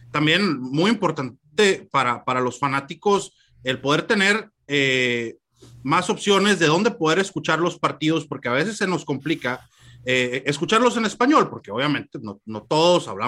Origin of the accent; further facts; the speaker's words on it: Mexico; esta noticia nos cae este, de maravilla a todos los mexicanos, sobre todo a los que somos fanáticos de Cardenales de Arizona.